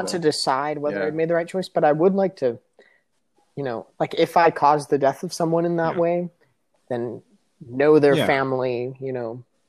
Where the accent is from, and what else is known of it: United States